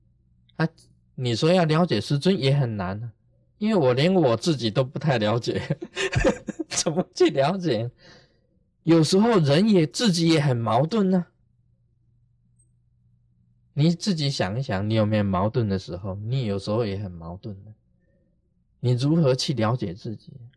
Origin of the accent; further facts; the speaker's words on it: China; 我们中国人常常讲。啊，孝心呢，感动天地。